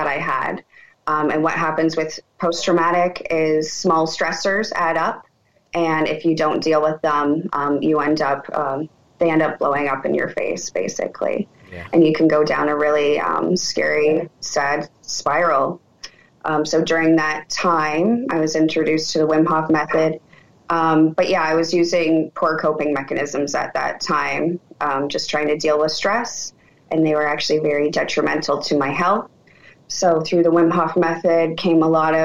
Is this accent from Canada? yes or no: yes; Canada; I'm from Canada